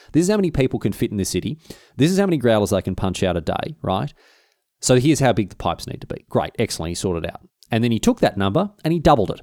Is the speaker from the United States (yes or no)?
no; Australia; Even by my standards as an Australian, it was a hot one